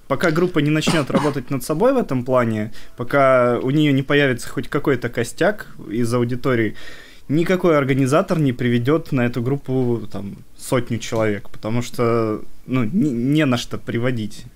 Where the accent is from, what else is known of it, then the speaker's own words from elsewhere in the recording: Nevinnomyssk, Stavropol Krai, Russia; now in Saint Petersburg, Russia; мы из города, который называется Нивенномыс